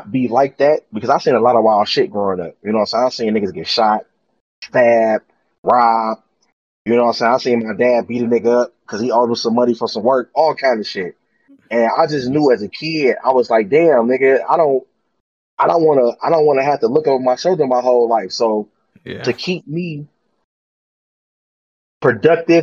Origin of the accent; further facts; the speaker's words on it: Detroit, Michigan, United States; I'm from Detroit